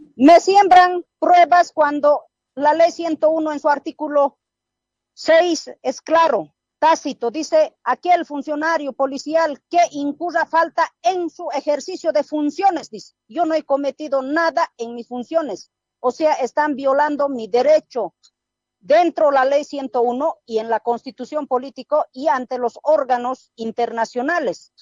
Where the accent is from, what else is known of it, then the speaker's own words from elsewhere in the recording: Oruro, Bolivia; moved away; also born or lived in Chuquisaca; en Oruro, como yo me crié en el campo